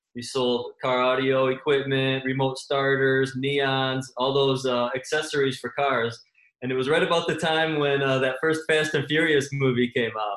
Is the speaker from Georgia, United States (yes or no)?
no; Michigan, United States; I'm from Michigan